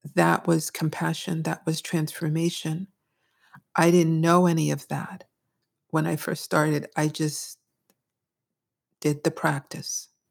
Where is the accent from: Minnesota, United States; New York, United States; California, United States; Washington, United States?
New York, United States; Brooklyn; I grew up in the People's Republic of Brooklyn